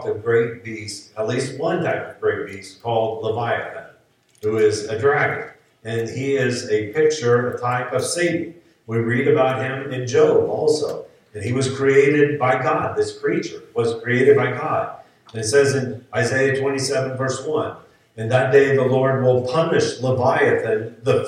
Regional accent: the South, United States; growing up in the South and in church

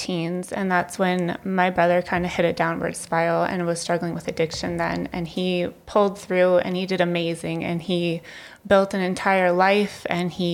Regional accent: Lethbridge, Alberta, Canada; I was born and raised here in Lethbridge on the south side, and I am now raising my three kids here in Lethbridge on the west side

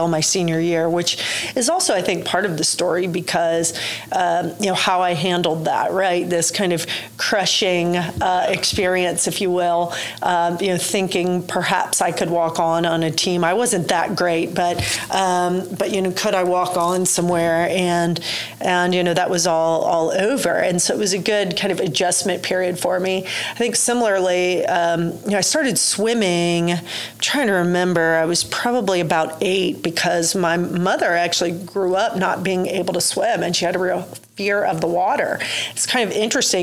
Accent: Cincinnati, Ohio, United States; also born or lived in Chattanooga / Southwest Indiana; now in Oklahoma City, United States; I grew up in Cincinnati, the daughter of an entrepreneur.

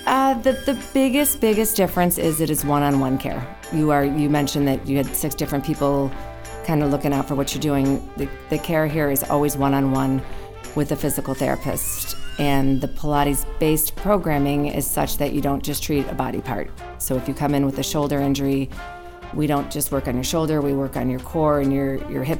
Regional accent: Southern California, United States; moved away as an adult; now in Chicago, United States; I'm from Southern California

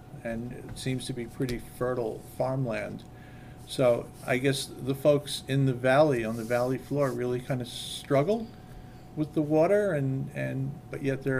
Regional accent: New York City, New York, United States; moved away as an adult; also born or lived in Florida / Pacific Northwest; I'm originally from New York City.

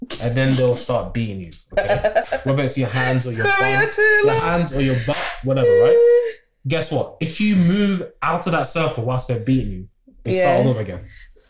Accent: London, United Kingdom; also born or lived in Ghana; born and raised in Northwest London. I've only ever lived in Northwest London.

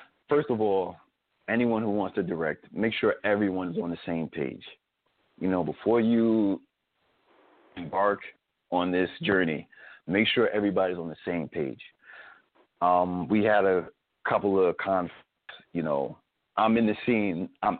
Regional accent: Spring Valley, New York, United States; also born or lived in Bronx, New York; Even though I was born in the Bronx, but I grew up in Spring Valley

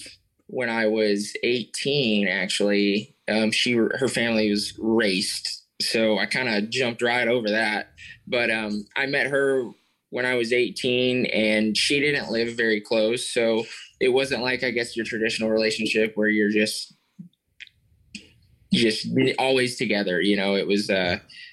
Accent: Dallas, Texas, United States; my hometown

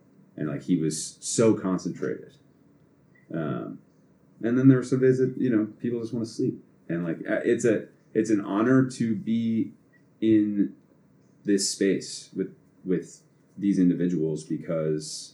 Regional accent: Boston, Massachusetts, United States; I'm fucking from here

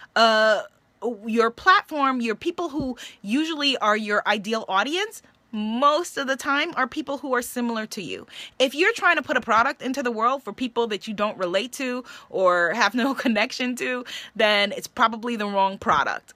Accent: New York, United States; I'm from New York

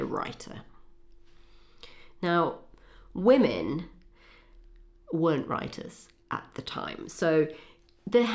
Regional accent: the Fens, East of England, United Kingdom; Oliver Cromwell was from more or less my hometown.

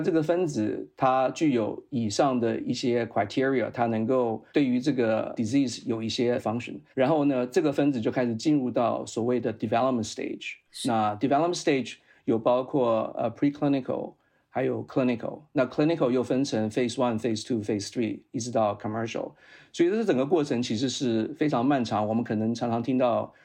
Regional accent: Taiwan; moved away as an adult; also born or lived in Utah, United States; 我是在台湾出生，然后在台湾受教育，在台湾当过两年兵， 然后呢，再到美国去念了研究所。那我在台湾的时候，我是念的是化学工程，是在淡江大学

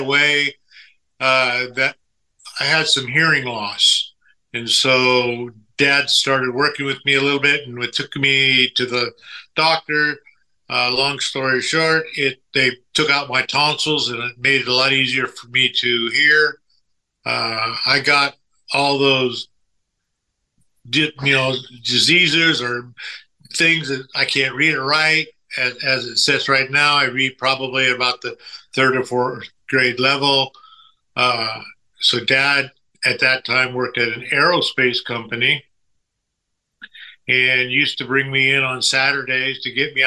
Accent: Orange County, Southern California, United States; moved away as an adult; now in South Texas, United States; I'm originally born and raised in Southern California, the Orange County area

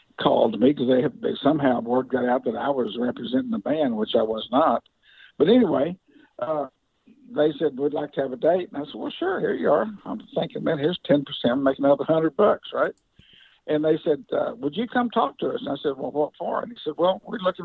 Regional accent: Wichita Falls, Texas, United States; also born or lived in Dallas, Texas; I was born and raised in Wichita Falls, Texas, which is like 150 miles north of Dallas

